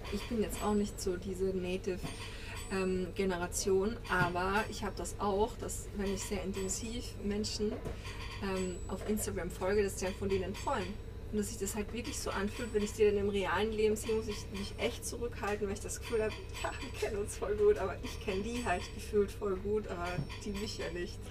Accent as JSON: {"language": "German", "town": "Graz", "region": "Styria", "country": "Austria", "said": "Ich komme ja aus Graz, aus einer kleinen Stadt in Österreich, also die zweitgrößte"}